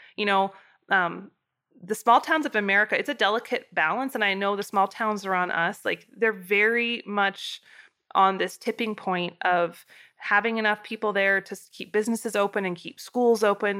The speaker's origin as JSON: {"language": "English", "region": "Idaho", "country": "United States", "tie": "born or raised there", "moved": "yes", "lives_now": "Wyoming, United States", "said": "growing up in Idaho"}